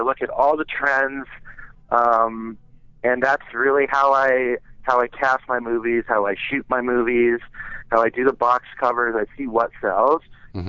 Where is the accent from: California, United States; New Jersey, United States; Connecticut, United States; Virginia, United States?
Connecticut, United States; Westport; moved away; my hometown paper back in Westport, Connecticut